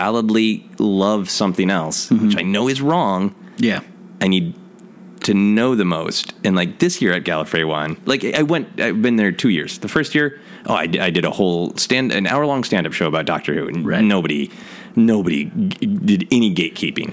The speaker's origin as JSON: {"language": "English", "country": "United States", "tie": "born or raised there", "said": "I grew up in America"}